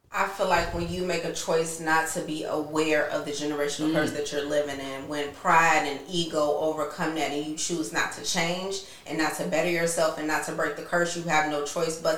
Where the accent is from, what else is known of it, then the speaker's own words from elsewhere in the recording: Chicago, Illinois, United States; chicago south side